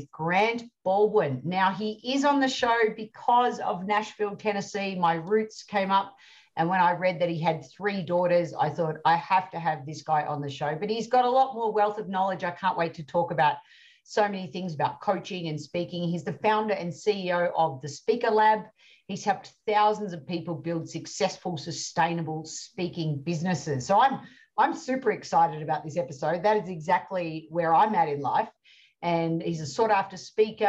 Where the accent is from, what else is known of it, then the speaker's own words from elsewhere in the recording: Australia; as an Aussie